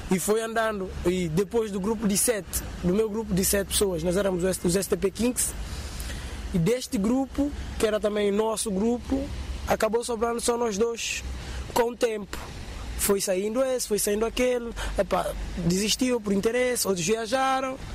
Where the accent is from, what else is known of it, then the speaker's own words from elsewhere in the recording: São Tomé & Príncipe; viemos das duas ilhas, bem dizer, sempre entre elas, sempre entre São Tomé e Príncipe